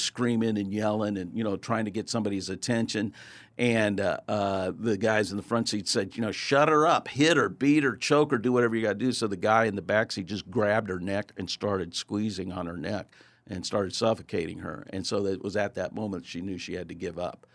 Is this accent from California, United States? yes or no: no; Kansas City, Missouri, United States; I'm born and raised in Kansas City